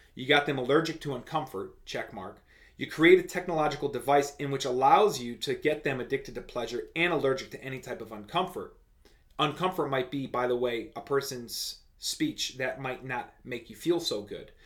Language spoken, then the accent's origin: English; United States; as an American citizen